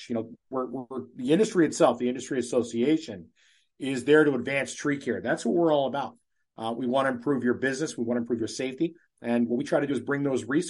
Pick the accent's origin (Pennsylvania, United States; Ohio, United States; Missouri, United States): Ohio, United States; Cleveland; now in New Hampshire, United States; I'm born and raised in Cleveland, Ohio